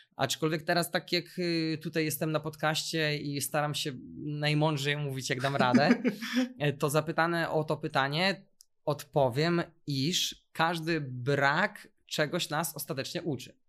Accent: Warsaw, Masovian Voivodeship, Poland; u nas w Warszawie

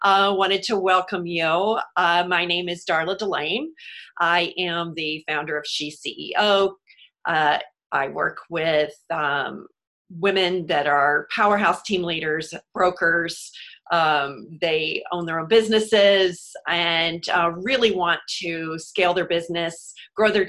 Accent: Houston, Texas, United States; moved away; also born or lived in New York City; I'm from Houston originally, so living through hurricanes, and then lived in New York City

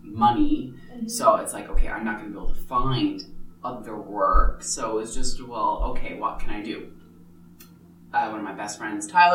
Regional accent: Corner Brook, Newfoundland and Labrador, Canada; moved away as an adult; now in Edmonton, Canada; I grew up in Corner Brook, Newfoundland. That's on the west coast of Newfoundland.

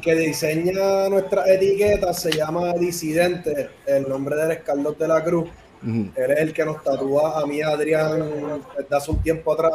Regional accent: Puerto Rico; Yo soy puertorriqueño

